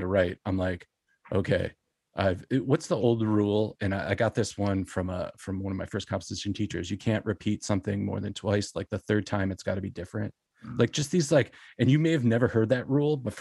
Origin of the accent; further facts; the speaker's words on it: Buffalo, New York, United States; I grew up in Buffalo